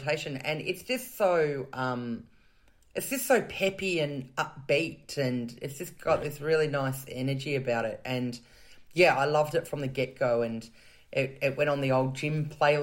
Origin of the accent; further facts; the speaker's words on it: Canberra, Australian Capital Territory, Australia; I grew up in Canberra in Australia, the nation's capital